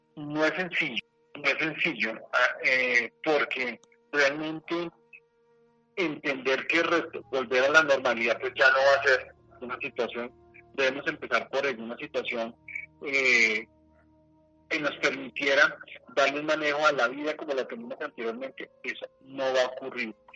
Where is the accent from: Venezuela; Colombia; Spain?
Colombia